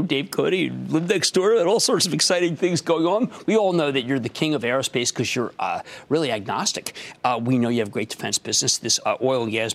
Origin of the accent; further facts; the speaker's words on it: Philadelphia, Pennsylvania, United States; moved away; my hometown of Philadelphia